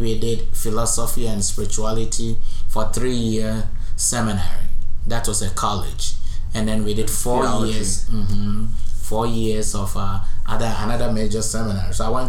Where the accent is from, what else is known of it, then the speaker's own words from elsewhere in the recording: Ghana; moved away; born in Ghana. I grew up in Ghana. I did all my studies in Ghana.